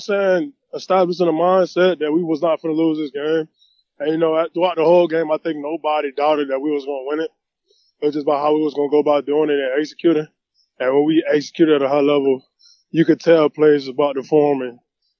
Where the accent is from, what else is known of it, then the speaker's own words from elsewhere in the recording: West Palm Beach, Florida, United States; I grew up in West Palm Beach, Florida, bounced around growing up, finally settled in West Palm.